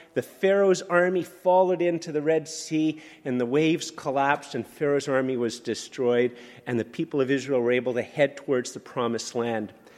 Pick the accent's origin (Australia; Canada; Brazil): Canada; I'm a Canadian.